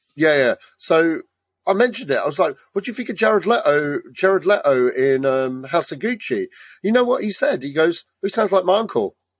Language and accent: English; United Kingdom; we're British, we kind of know what …, and we're of the right age range